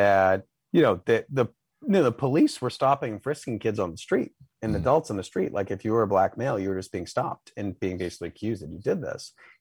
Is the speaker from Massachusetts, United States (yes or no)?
yes; Boston, Massachusetts, United States; I'm from Dorchester. Okay. I'm still in Boston. I live in Rosendale now, so I'm still in the city, just a different part. Yeah, I mean, I've, you know, blessing and curse, never lived anywhere else